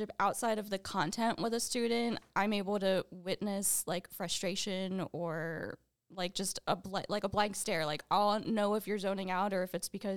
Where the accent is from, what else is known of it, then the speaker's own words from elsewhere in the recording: New Jersey, United States; I am from New Jersey, so I went to a college in New Jersey called Stockton University.